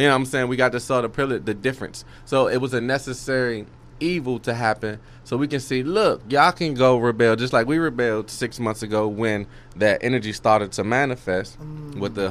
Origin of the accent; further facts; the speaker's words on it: Washington, District of Columbia, United States; now in Texas, United States; that's my hometown.